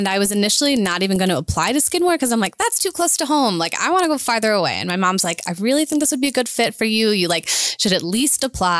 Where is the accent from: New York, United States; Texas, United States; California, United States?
New York, United States; near Albany; moved away as an adult; also born or lived in Boston, Massachusetts; now in Oklahoma City, United States; I grew up near Albany, New York.